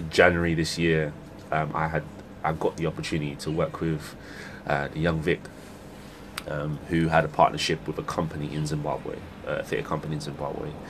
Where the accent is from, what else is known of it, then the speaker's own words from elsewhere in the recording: Sydenham, London, United Kingdom; Uh, so in southeast London, I returned back mm. to the to the to the place I sort of grew up in when I was when I was a little boy.